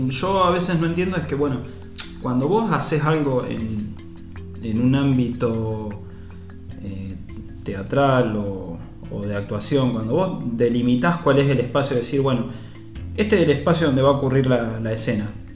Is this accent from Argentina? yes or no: yes; Carcarañá, Santa Fe, Argentina; acá en Carcarañá, de donde soy